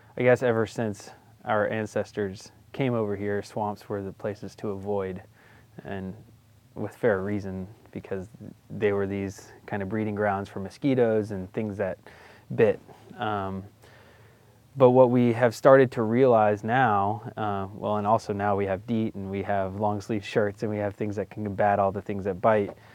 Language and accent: English; Florida, United States; I grew up in Florida, so my backyard wilderness was swamp.